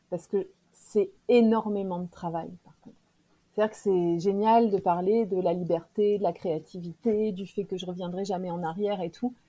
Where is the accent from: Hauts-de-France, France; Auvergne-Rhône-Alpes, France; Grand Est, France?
Auvergne-Rhône-Alpes, France; Clermont-Ferrand; moi je suis de Clermont-Ferrand